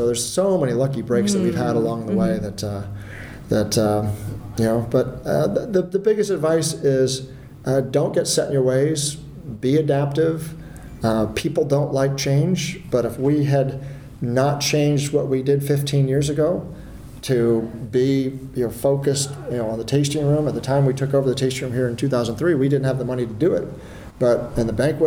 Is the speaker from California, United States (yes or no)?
yes; Palo Alto, California, United States; I grew up in Palo Alto